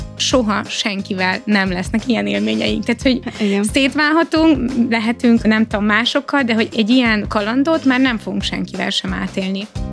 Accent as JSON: {"language": "Hungarian", "country": "Hungary", "said": "nem is magyarok vagyunk, hanem európaiak"}